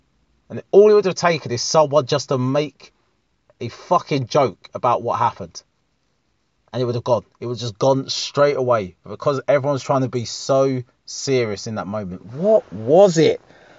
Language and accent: English; England, United Kingdom; You can say you love being British without saying fuck the French. You know? We like being English, even.